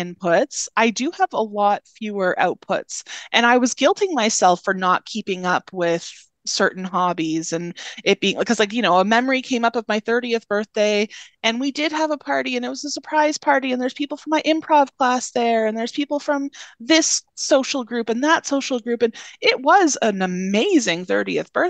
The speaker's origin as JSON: {"language": "English", "region": "Northern Ontario", "country": "Canada", "moved": "yes", "said": "I'm originally from Northern Ontario"}